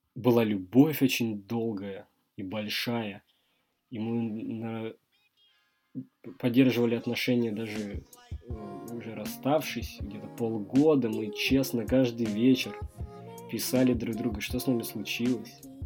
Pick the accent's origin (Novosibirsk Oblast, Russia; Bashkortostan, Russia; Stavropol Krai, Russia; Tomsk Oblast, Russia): Stavropol Krai, Russia; Stavropol; Я из Ставрополя